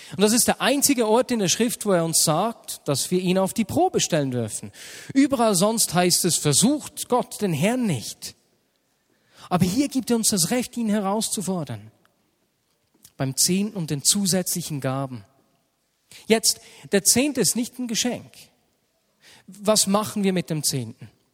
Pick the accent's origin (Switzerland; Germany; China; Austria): Switzerland; sind wir Schweizer